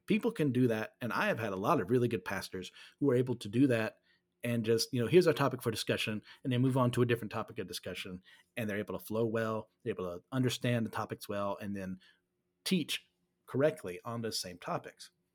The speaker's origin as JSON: {"language": "English", "country": "United States", "said": "I'm from America"}